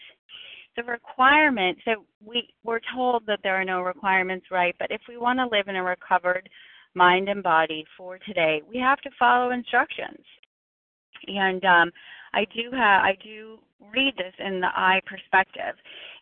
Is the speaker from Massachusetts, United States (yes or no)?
yes; Boston, Massachusetts, United States; I'm from Boston